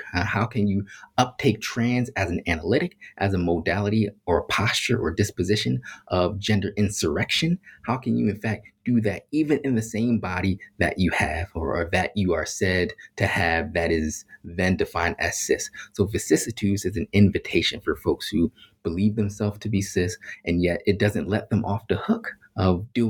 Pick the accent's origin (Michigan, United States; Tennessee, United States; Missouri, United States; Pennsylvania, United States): Pennsylvania, United States; Philadelphia; I grew up in Philadelphia around a whole bunch of Black folks